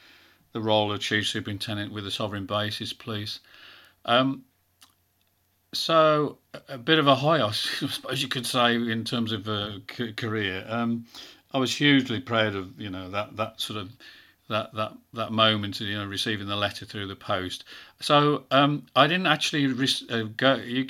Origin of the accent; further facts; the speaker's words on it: England, United Kingdom; I said, that's because I am English.